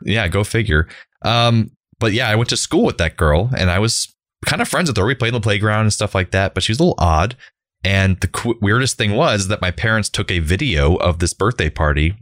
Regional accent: Central Florida, United States; Growing up in Central Florida in the nineteen nineties.

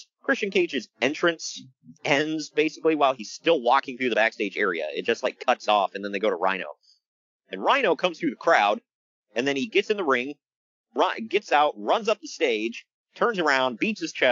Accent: Ohio, United States; I'm from Ohio

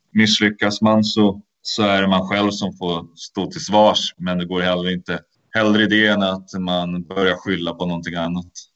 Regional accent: Sweden; moved away; som svensk

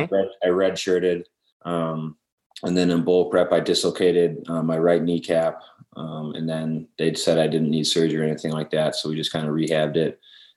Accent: Wisconsin, United States; kind of grew up watching Brett Favre and the Packers. That was kind of the way up in Wisconsin.

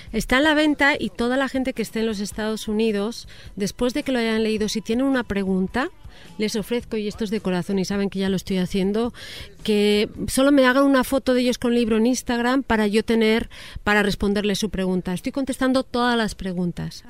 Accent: Spain; now in Mexico; yo me considero mexiñola, o sea, saliendo del closet, yo ya cuando llego a España

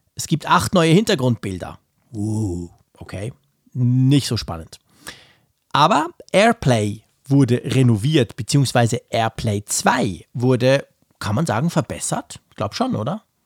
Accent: Switzerland; ich als Schweizer

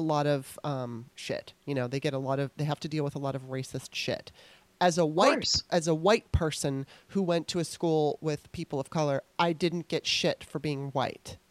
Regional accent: California, United States; now in Baltimore, United States; I was eight when I moved. And when I was in school, I mean, I remember there was more white people than black people. Of course, there might have been some Mexican kids and Asian kids here and there, but that's my memory. When I went to California

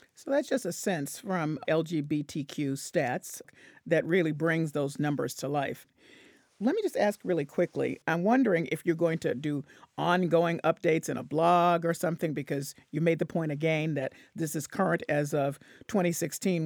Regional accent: Memphis, Tennessee, United States; I'm from Memphis

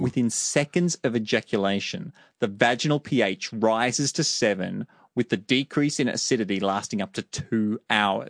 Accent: Australia; I'm from Australia.

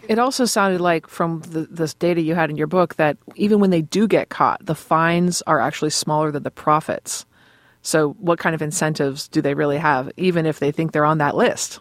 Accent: Boston, Massachusetts, United States; I'm from Boston

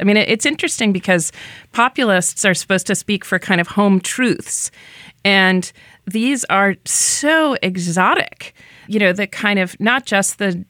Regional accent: New Hampshire, United States; a New Hampshireite, my home state

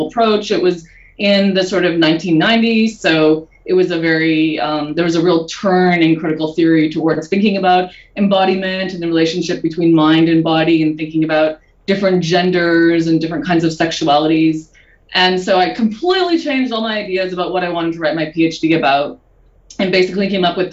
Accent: Manitoba, Canada; moved away; I grew up in Manitoba in Canada. And I grew up on a farm, actually.

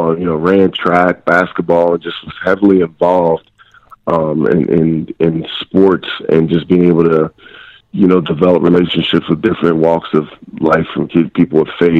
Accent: Eastern Pennsylvania, United States; moved away as an adult; I'm from Eastern Pennsylvania, you know, small blue-collar town

